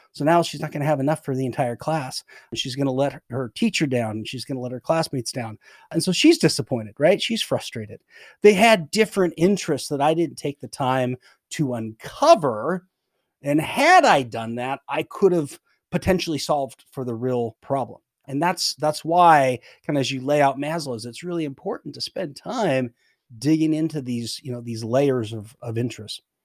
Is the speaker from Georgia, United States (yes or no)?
no; Oregon, United States; I grew up in Oregon